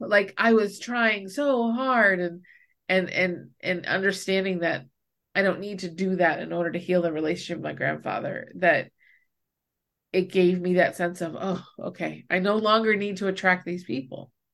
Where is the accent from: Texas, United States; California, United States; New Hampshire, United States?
New Hampshire, United States; also born or lived in Baltimore, Maryland; I moved away from New Hampshire for a year to live with my dad in Maryland, in Baltimore